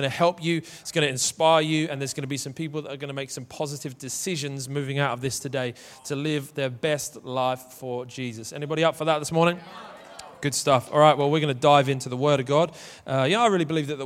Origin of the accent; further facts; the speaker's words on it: Manchester, North West England, United Kingdom; I am from Manchester